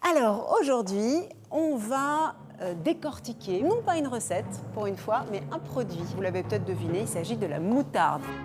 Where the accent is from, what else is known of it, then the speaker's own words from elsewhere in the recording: Paris, Île-de-France, France; now in Dijon, France; j'ai 26 ans et je viens de Paris